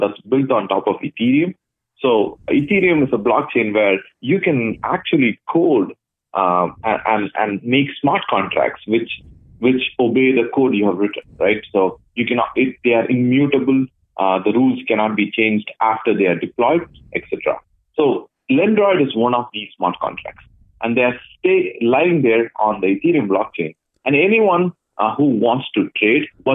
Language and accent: English; Chennai, Tamil Nadu, India; moved away as an adult; also born or lived in Dubai / Ottawa; now in Toronto, Canada; I come from a city called Chennai, and I grew up in Chennai until I was around 20.